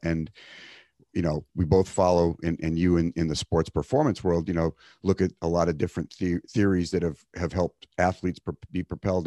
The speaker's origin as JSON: {"language": "English", "region": "East Coast", "country": "United States", "tie": "born or raised there", "moved": "yes", "lives_now": "California, United States", "said": "I grew up on the East Coast"}